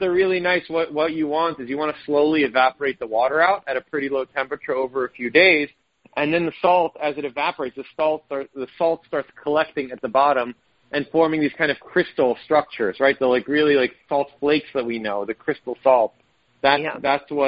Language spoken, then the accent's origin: English; Israel; moved away; I was born in Israel